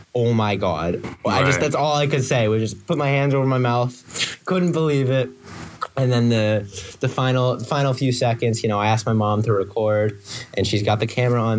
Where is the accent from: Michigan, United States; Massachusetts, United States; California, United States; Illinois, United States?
Massachusetts, United States; Boston; moved away as an adult; now in Maryland, United States; I'm from Boston